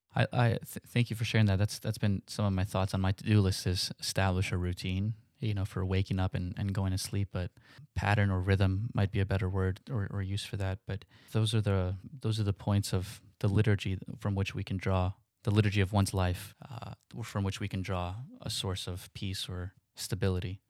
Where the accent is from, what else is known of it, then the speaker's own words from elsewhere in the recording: New York City, New York, United States; Growing up in New York